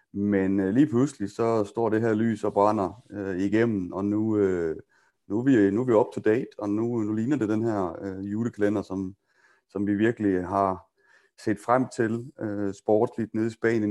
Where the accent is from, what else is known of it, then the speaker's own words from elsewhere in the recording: Denmark; vi er danskere